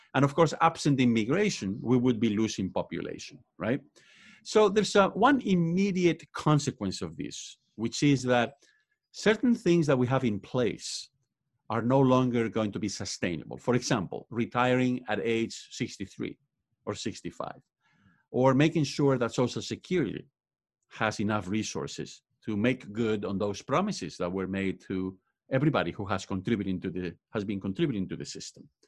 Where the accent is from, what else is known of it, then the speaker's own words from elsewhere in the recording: Spain; English is a second language; moved away as an adult; now in United States; I was born and raised in Spain. I also went to college over there, and that's why I have an accent